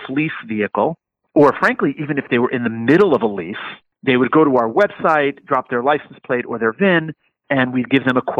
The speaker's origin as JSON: {"language": "English", "region": "New York", "country": "United States", "tie": "born or raised there", "said": "my hometown in New York"}